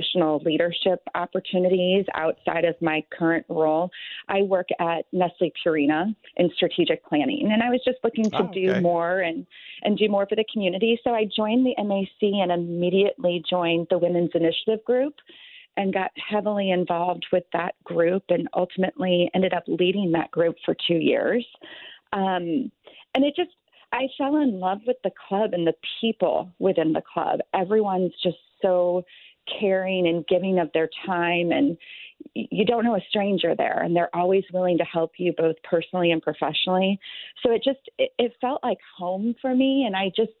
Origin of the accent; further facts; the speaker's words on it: St. Louis, Missouri, United States; I grew up in South County